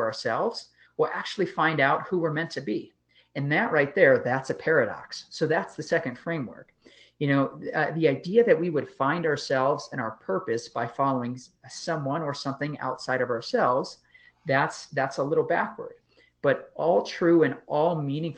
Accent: just outside of Chicago, Illinois, United States; I grew up just outside of Chicago

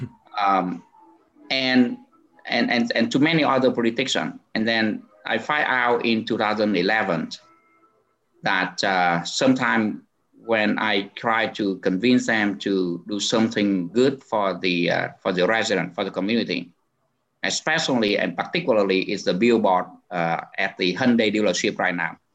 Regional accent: Ho Chi Minh City, Vietnam; also born or lived in Minnesota; now in Garden Grove, United States; I was born actually in Saigon

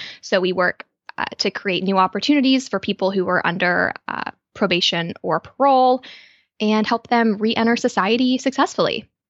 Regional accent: Australia; born there; I was born in Australia, so I'm a dual citizen, which is a pretty fun fact.

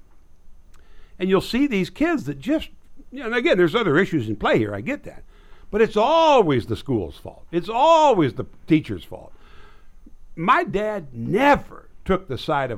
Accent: Nebraska, United States; now in Texas, United States; My hometown was 1,300 people

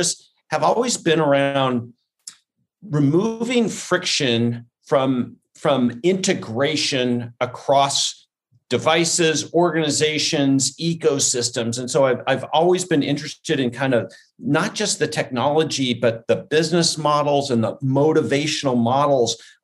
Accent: Portland, Oregon, United States; moved away as an adult; also born or lived in Corvallis, Oregon; now in Seattle, United States; I grew up in Portland, Oregon

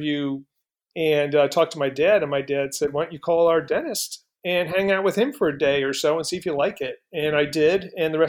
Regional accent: East Coast, United States; moved away; Being from the East Coast

